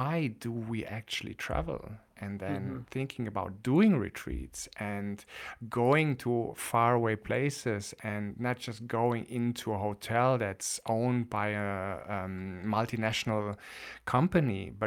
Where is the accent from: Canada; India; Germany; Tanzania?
Germany; I'm coming from Germany